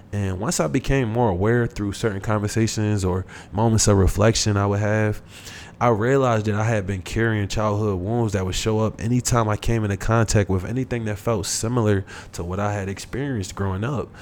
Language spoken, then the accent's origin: English; United States; someone like myself that never grew up in Africa. Um, I was born here in the United States.